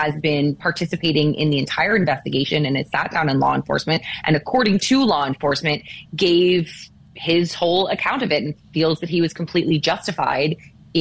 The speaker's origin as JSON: {"language": "English", "region": "New Jersey", "country": "United States", "moved": "yes", "lives_now": "Los Angeles, United States", "said": "I am from Jersey"}